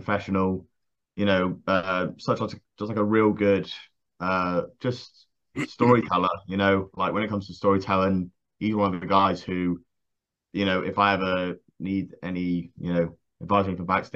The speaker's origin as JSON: {"language": "English", "town": "Swanage", "region": "South West England", "country": "United Kingdom", "tie": "born or raised there", "moved": "as an adult", "said": "me moving from my hometown of Swanage"}